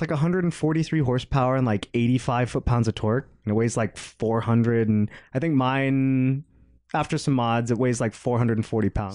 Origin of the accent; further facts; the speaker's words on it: outside of Atlanta, Georgia, United States; moved away; I grew up outside of Atlanta